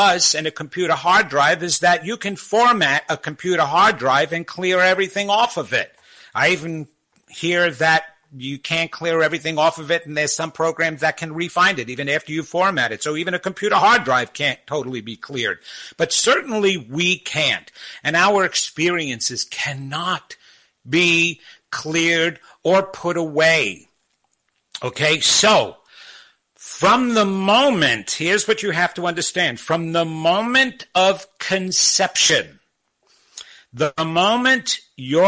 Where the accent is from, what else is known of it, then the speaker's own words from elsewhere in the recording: Long Island, New York, United States; moved away as an adult; also born or lived in California / New Jersey; growing up on Long Island and dating there